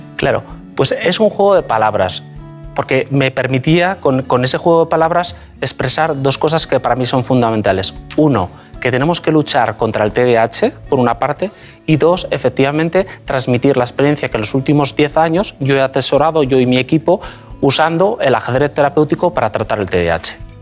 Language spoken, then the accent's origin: Spanish; Basque Country, Spain; moved away as an adult; also born or lived in Madrid; Eh, yo soy vasco, nací en el País Vasco, me formé, hice, de hecho, estudié la carrera de medicina en el País Vasco